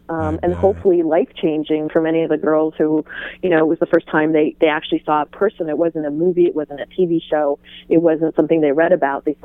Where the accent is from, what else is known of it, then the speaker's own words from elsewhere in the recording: Iran; born there; I was born in Iran